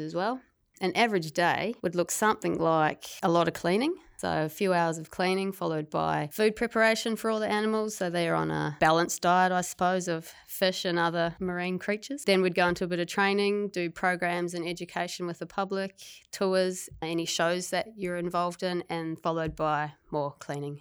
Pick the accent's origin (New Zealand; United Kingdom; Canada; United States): New Zealand; moved away as an adult; also born or lived in Gold Coast, Australia; now in Tasmania, Australia; I was originally from New Zealand